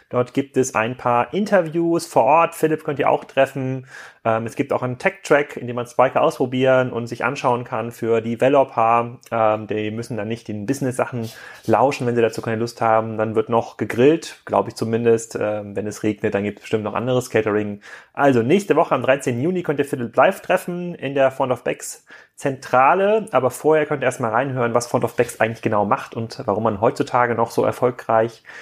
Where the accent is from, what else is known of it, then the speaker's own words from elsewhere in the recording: East Germany, Germany; komme aus Ostdeutschland.